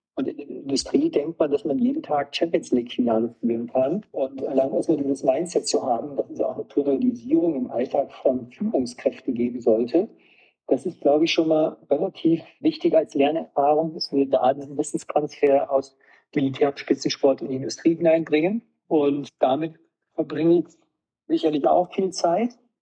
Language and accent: German; Wolfenbüttel, Lower Saxony, Germany; now in Rosenheim, Germany; Komme aus einem Ort in Niedersachsen, wo Basketball immer die Sportart Nummer eins war und ich bin im MTV Wolfenbüttel groß geworden